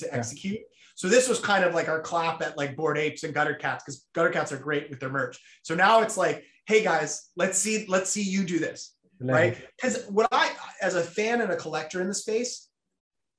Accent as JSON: {"language": "English", "region": "New Jersey", "country": "United States", "tie": "born or raised there", "said": "I grew up in New Jersey"}